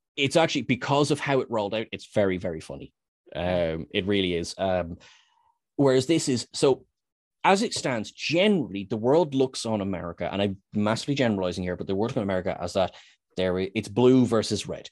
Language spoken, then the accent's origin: English; Ireland; we're Irish